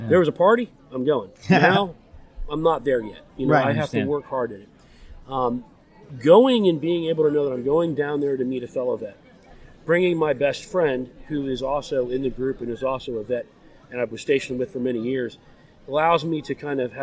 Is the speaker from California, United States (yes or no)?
no; Florida, United States; moved away as an adult; now in Pittsburgh, United States; I'm a Florida boy. I grew up in Florida.